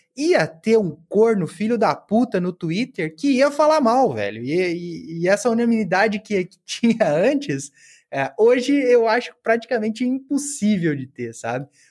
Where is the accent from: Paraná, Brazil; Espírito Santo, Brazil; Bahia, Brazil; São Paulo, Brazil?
Paraná, Brazil; Cascavel; moved away as an adult; also born or lived in Porto Alegre; Eu estava me mudando de Cascavel, cidade que eu nasci, Cascavel no Paraná, para Porto Alegre